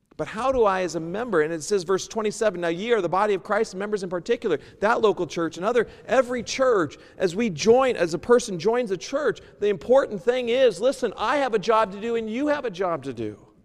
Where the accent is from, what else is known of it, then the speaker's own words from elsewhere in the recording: United States; moved away; also born or lived in Seattle / New York; I'm originally from the States